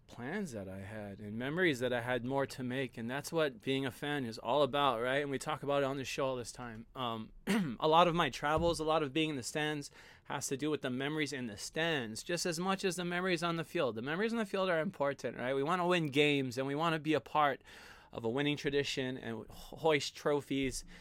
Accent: Hawaii, United States; I'm from Hawaii

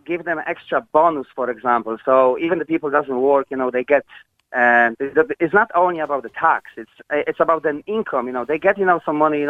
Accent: Poland; English is a second language; moved away as an adult; now in Ireland; Originally, I'm from Poland.

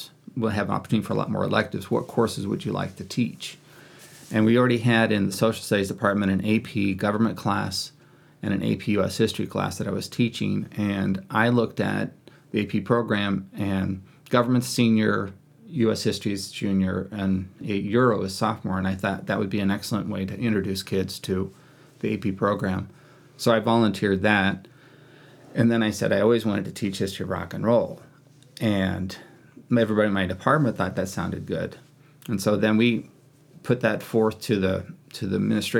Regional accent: Kansas, United States; moved away as an adult; also born or lived in Wichita, Kansas; now in Lewiston, United States; being born and raised in Kansas

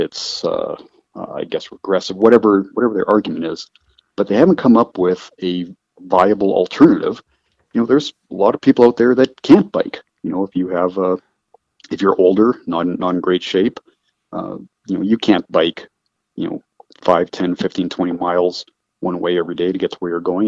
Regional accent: Calgary, Alberta, Canada; moved away; I'm from Canada. I was born in Calgary, uh, Calgary, Alberta

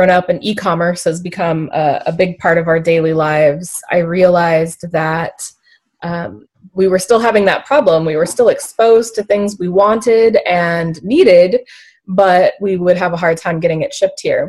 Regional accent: Alaska, United States; I was born and raised in Alaska. I've lived here my whole life

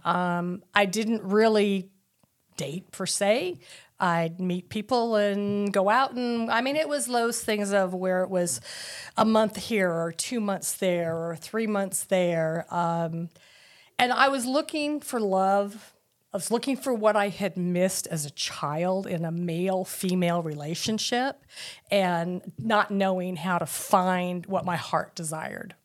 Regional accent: Tucson, Arizona, United States; I was born in, um, nineteen fifty-one in Tucson, Arizona.

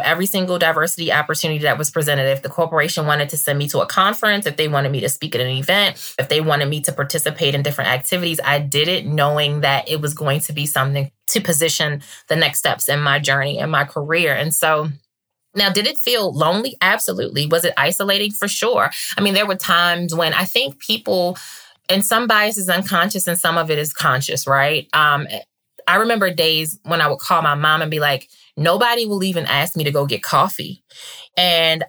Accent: Baltimore, Maryland, United States; growing up in Baltimore

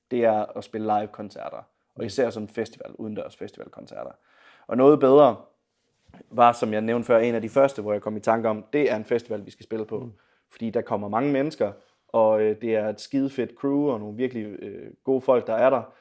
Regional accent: Viborg, Central Denmark Region, Denmark; Men ja, jeg er oprindelig fra Viborg, og ja, har øh, spillet med, øh, på noget bedre før.

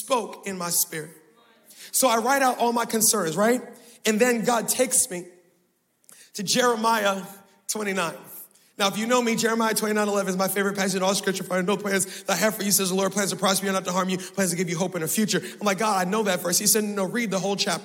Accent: Baltimore, Maryland, United States; I was born in Baltimore. Y'all, I was raised in Baltimore.

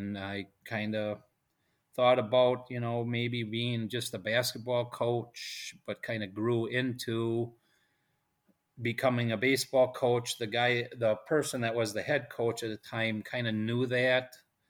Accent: Wittenberg, Wisconsin, United States; Kind of grew up in central Wisconsin area.

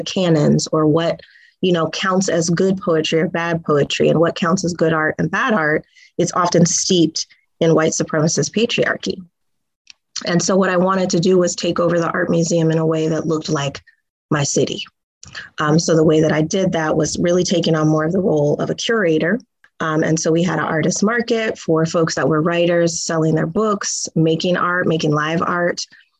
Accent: Tacoma, Washington, United States; you know, I'm a homegirl, I'm from Tacoma.

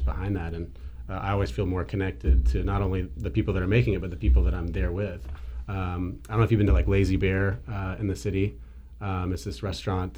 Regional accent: outside of Atlanta, Georgia, United States; moved away as an adult; also born or lived in Napa / Sonoma / New Zealand; I grew up in Georgia uh, for the most part, uh, I'd say outside of Atlanta.

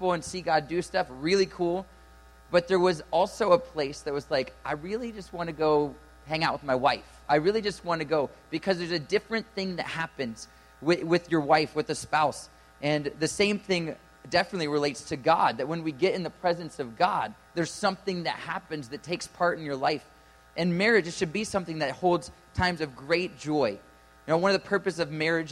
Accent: Ohio, United States; I'm from Ohio

